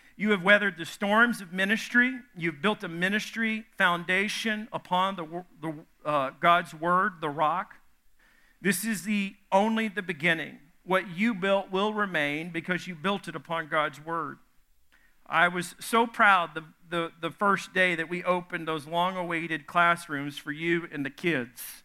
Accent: the South, United States; I'm from the South

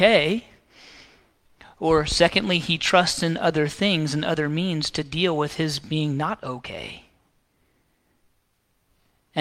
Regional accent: the South, United States; I grew up right here in the South, I mean, a mile down the road

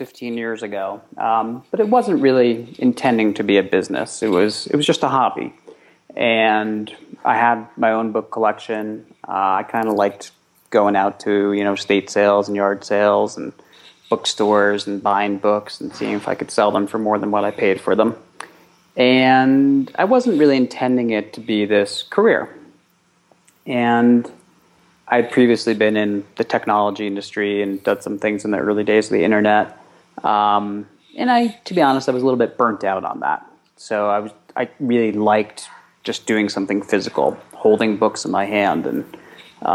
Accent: New York City, New York, United States; a 13-year-old boy growing up in New York City

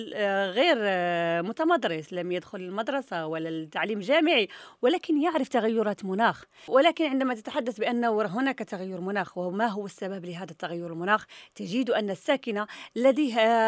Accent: Morocco; عندنا في المغرب

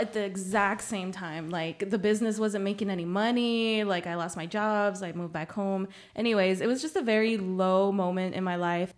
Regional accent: San Antonio, Texas, United States; first language Spanish; English is a second language; also born or lived in Nuevo Laredo, Mexico; I was born there, um, but I've been raised in San Antonio my whole life

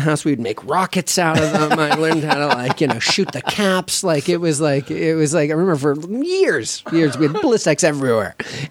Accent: Los Angeles, California, United States; From Los Angeles, California.

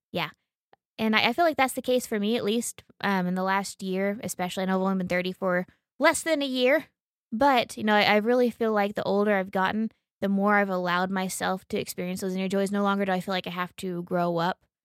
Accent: Oklahoma, United States; we're from Oklahoma and we're hikers

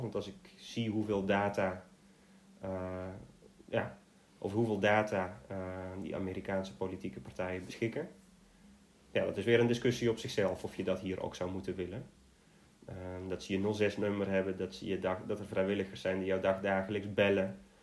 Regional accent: Netherlands; als Nederlander

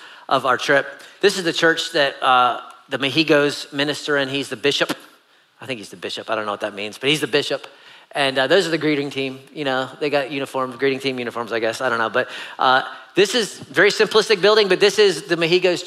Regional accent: United States; I'm American

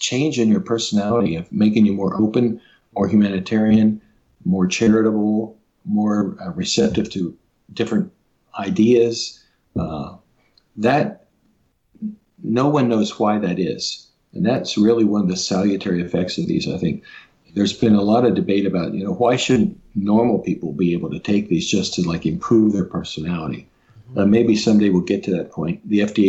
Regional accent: Cincinnati, Ohio, United States; I grew up in Cincinnati

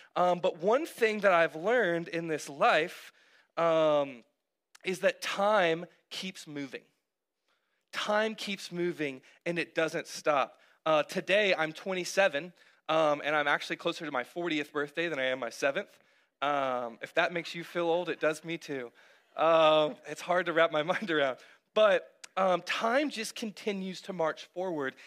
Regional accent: Cartersville, Georgia, United States; also born or lived in North Carolina / Texas; we had recently moved to Cartersville when I was uh, seven

